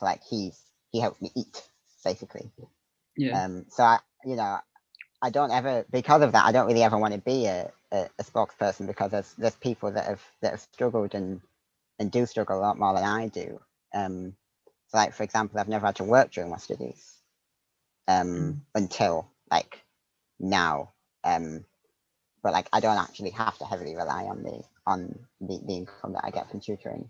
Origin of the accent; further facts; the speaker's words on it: Darlington, North East England, United Kingdom; moved away as an adult; now in St Andrews, United Kingdom; I grew up in Darlington in the northeast of England